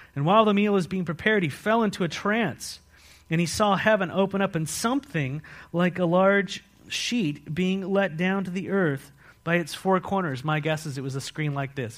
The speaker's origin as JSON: {"language": "English", "town": "San Marcos", "region": "California", "country": "United States", "tie": "born or raised there", "also_born_or_lived": "Mexico / Philippines", "moved": "yes", "lives_now": "Walla Walla, United States", "said": "I was raised in San Marcos, California."}